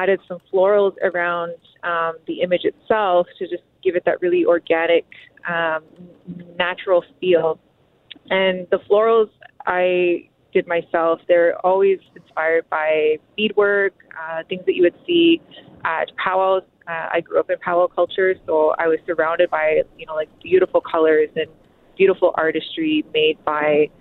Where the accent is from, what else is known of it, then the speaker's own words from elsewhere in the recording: Kenora, Ontario, Canada; now in Winnipeg, Canada; we're both from Treaty 3. I grew up in Kenora